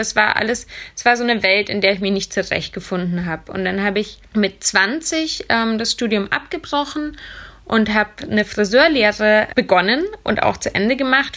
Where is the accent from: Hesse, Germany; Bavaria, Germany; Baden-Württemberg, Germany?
Bavaria, Germany; Munich; moved away as an adult; also born or lived in Vienna; Ich wollte aus meiner Heimatstadt München weg